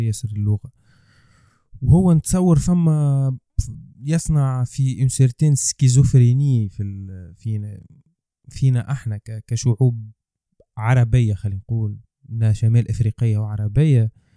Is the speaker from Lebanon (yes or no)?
no; Tunisia